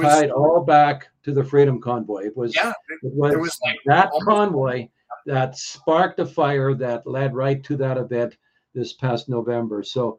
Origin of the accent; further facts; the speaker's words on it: Alberta, Canada; A lot of the truckers in Ottawa, we're from Alberta.